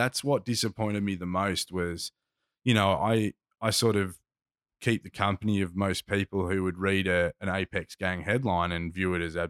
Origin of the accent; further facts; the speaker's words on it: Box Hill, Victoria, Australia; I congregated with dudes I grew up with in Box Hill who listen to hip hop